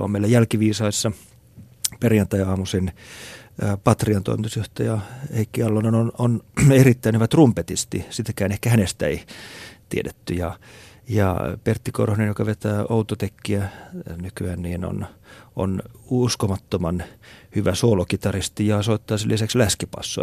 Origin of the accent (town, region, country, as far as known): Finland